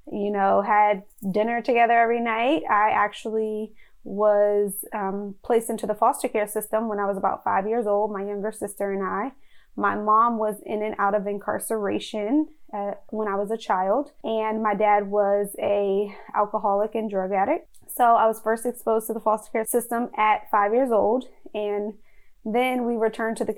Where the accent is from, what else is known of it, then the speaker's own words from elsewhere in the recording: Alexandria, Virginia, United States; I was born and raised in Alexandria, Virginia in the United States.